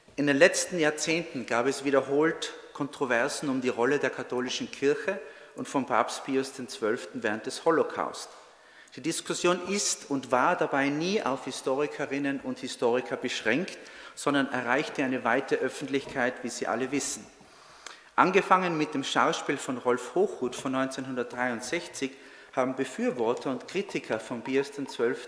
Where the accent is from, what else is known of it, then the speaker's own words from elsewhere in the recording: North Tyrol, Austria; moved away as an adult; also born or lived in Trento, Italy; now in United States; ich bin Tiroler, bin in Nordtirol geboren, habe 15 Jahre in Südtirol gelebt und gearbeitet als Zeithistoriker